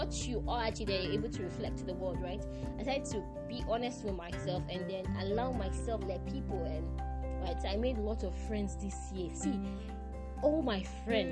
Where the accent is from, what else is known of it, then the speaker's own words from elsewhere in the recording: Nigeria; as a Nigerian